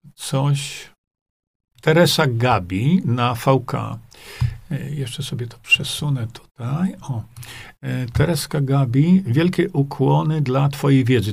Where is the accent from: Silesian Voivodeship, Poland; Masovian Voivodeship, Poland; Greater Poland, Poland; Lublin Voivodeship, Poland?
Lublin Voivodeship, Poland; Świdnik; moved away as an adult; also born or lived in Stalowa Wola / Australia; zanim wyjechałem z mojego rodzinnego Świdnika, chociaż ja się urodziłem w Stalowej Woli, ale wychowałem się w Świdniku.